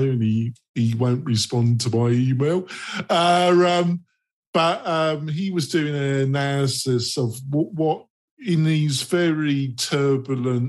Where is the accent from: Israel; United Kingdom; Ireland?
United Kingdom; England; I'm English